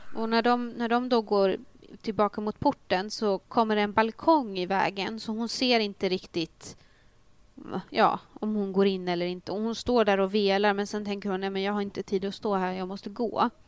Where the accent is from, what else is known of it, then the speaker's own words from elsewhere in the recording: a small place outside Uppsala, Uppsala County, Sweden; jag är ju från en liten ort utanför Uppsala